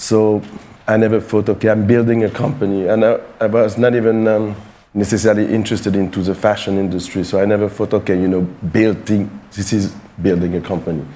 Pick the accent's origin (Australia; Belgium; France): France; Paris, Île-de-France; I was born and raised in Paris